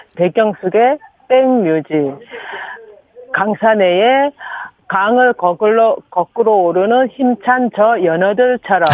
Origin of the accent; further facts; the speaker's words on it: Chungcheong, South Korea; now in Busan, South Korea; 저는 충청도예요